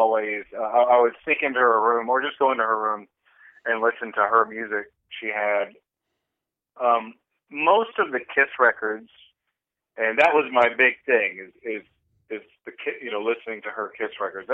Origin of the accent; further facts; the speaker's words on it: Longview, Texas, United States; moved away as an adult; also born or lived in Los Angeles; growing up in Longview, the Jehovah's Witnesses, they own the cable companies